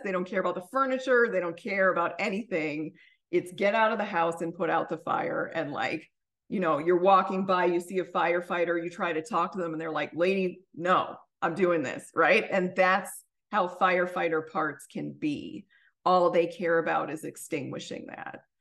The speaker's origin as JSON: {"language": "English", "area": "suburbs of Chicago", "region": "Illinois", "country": "United States", "also_born_or_lived": "Washington, D.C.", "moved": "yes", "said": "where I'm from, which is the suburbs of Chicago"}